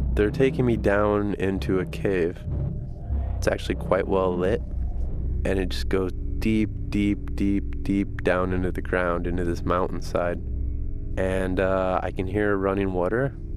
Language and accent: English; Chicago, Illinois, United States; I'm from Chicago.